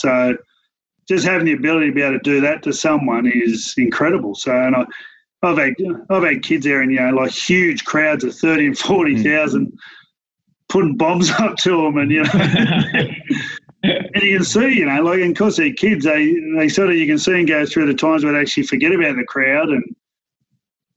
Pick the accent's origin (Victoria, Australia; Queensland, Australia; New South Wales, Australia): New South Wales, Australia; Penrith; growing up in Penrith